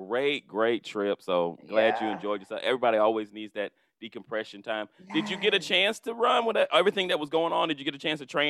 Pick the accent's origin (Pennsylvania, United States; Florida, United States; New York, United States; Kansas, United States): Florida, United States; I'm from Florida